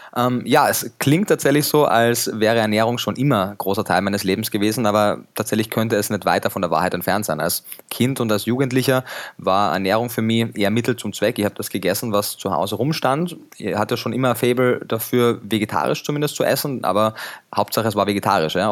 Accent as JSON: {"language": "German", "town": "Klagenfurt", "region": "Carinthia", "country": "Austria", "tie": "born or raised there", "moved": "as an adult", "lives_now": "Germany", "said": "Ich bin ursprünglich in Kärnten geboren, in Klagenfurt am Wörthersee"}